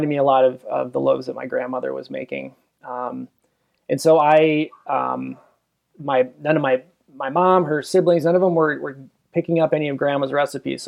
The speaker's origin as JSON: {"language": "English", "town": "Minneapolis–Saint Paul", "region": "Minnesota", "country": "United States", "moved": "as an adult", "lives_now": "Minot, United States", "said": "I'm originally from the Twin Cities, Minnesota"}